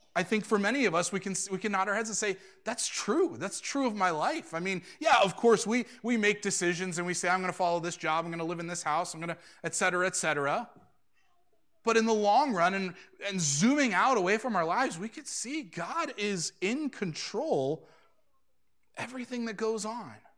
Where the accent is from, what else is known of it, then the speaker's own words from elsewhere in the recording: Suffield, United States; moved away as an adult; now in Lima; I've never really wanted to leave my own hometown. I, I really, you could probably look at the last few years before moving to Lima and see this man is doing everything he can to not leave the little township of Suffield